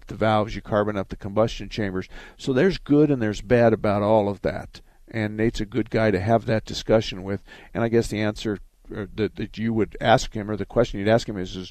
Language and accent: English; Arizona, United States; I was born and raised in Arizona.